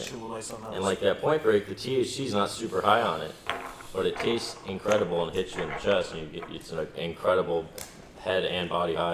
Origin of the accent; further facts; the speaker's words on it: Michigan, United States; we're doing great out west, but we're from Michigan